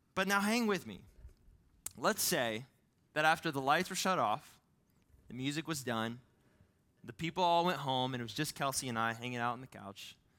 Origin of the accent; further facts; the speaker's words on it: Ohio, United States; moved away; I'm from Ohio